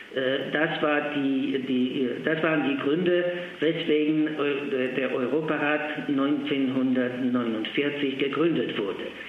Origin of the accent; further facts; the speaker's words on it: Poland; first language Polish; German is a second language; now in Graz, Austria; in meiner Muttersprache Polnisch